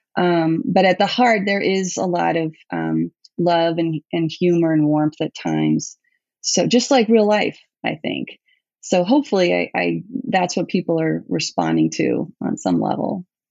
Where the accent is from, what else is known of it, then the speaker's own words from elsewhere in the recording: New York City, New York, United States; also born or lived in Bronx, New York; I was born in the Bronx, but we moved to Manhattan when I was pretty young